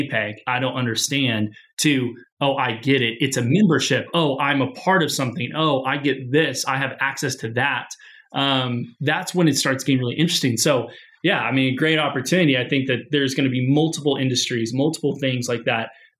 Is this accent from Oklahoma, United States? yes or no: no; Springfield, Missouri, United States; Springfield, Missouri